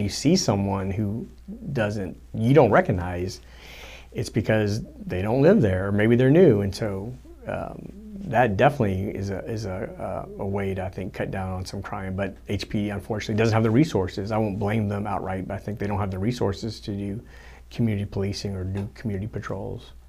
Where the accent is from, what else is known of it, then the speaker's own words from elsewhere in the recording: Houston, Texas, United States; I grew up in Southwest Houston